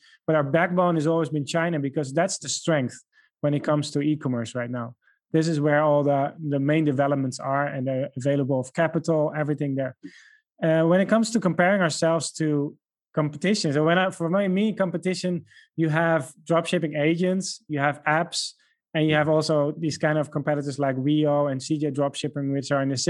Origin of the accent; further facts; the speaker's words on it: Netherlands; first language Dutch; English is a second language; We have speakers that speak besides myself. I'm originally from the Netherlands. So I speak Dutch.